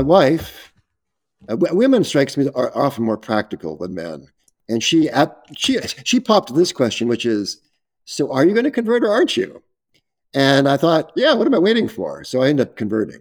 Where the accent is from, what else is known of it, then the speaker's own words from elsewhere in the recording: San Diego, California, United States; I was brought up in Southern California, in San Diego